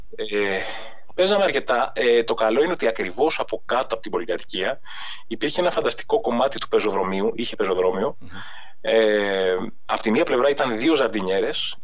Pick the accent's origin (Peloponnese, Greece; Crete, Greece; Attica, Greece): Attica, Greece; Athens; now in Agios Dimitrios, Greece; μεγάλωσα στην Αθήνα, mm-hmm. στην Αθήνα μέσα στο Δήμο κιόλα